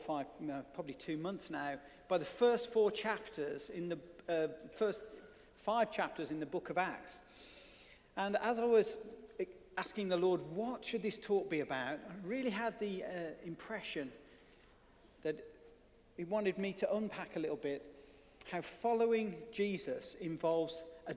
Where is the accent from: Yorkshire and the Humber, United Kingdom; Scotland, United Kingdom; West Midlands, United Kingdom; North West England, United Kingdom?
West Midlands, United Kingdom; Birmingham; being able to explore the suburban wilds of Birmingham, if you hadn't already worked that out from my accent